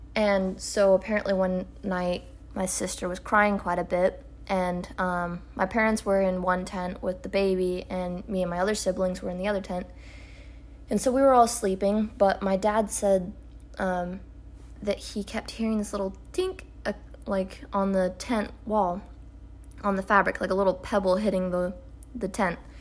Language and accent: English; Oregon, United States; we're from Oregon